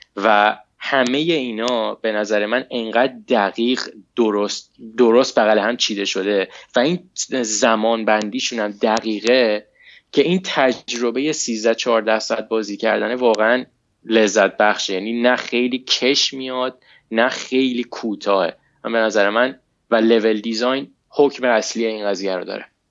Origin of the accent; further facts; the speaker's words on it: Iran; moved away as an adult; now in United States; من موقعی که از ایران اومدم بیرون هنوز درسم تموم نشده بود